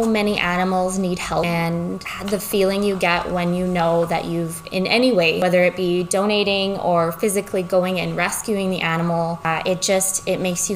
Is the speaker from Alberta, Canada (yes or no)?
yes; Peace River, Alberta, Canada; now in Lloydminster, Canada; I grew up in Peace River, Grimshaw area. It's northern Alberta.